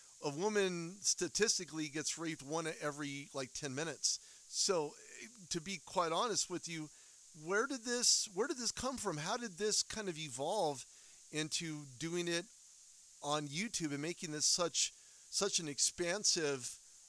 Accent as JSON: {"language": "English", "region": "Southern California", "country": "United States", "moved": "yes", "lives_now": "Denver, United States", "said": "I'm from the Southern California area now here in Denver, Colorado."}